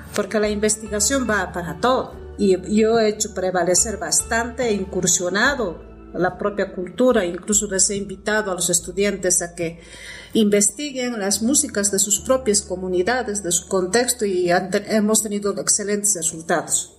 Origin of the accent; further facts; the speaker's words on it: Potosí, Bolivia; soy potosina, vivo en Potosí